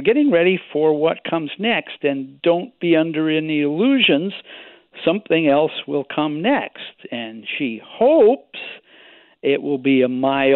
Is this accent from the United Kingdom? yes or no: no; Victoria, British Columbia, Canada; my hometown, Victoria